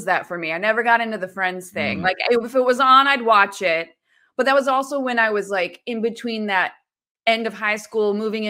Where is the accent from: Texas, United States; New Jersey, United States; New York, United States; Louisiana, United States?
New York, United States; born there; also born or lived in Virginia / Illinois / Michigan / Ohio; I was born in New York State.